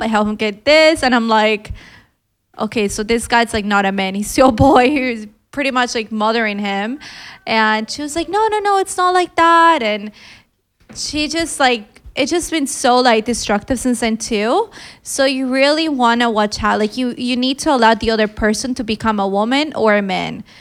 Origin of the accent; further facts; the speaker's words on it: Colombia; I'm just from Colombia